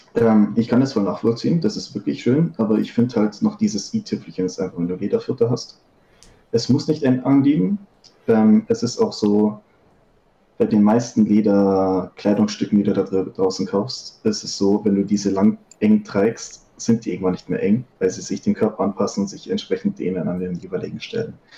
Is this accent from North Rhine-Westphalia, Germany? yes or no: no; Upper Bavaria, Germany; 25, aus Oberbayern